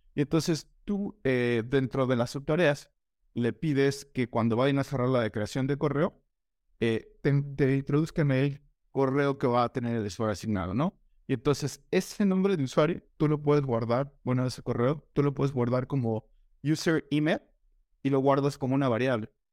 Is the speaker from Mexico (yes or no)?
yes; Mexico; soy de México, he vivido acá toda mi vida